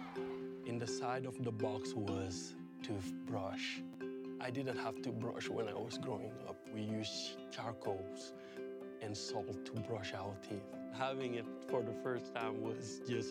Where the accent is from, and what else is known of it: Senegal; born or raised there